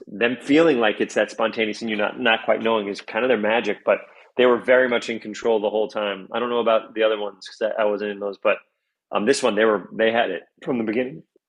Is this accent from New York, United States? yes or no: yes; New York City, New York, United States; also born or lived in Riverdale; I grew up in the North Bronx.